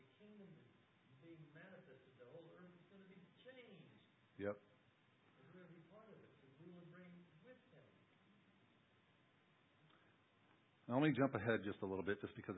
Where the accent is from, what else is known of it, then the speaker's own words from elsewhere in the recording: United States; as Americans and even as American Christians